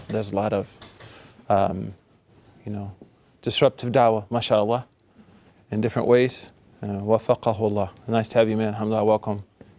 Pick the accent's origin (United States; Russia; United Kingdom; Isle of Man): United States; Oklahoma; I'm from Oklahoma.